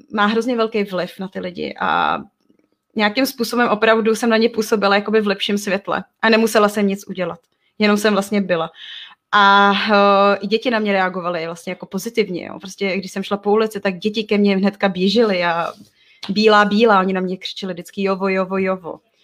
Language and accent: Czech; Czechia; also born or lived in Togo; jako Češka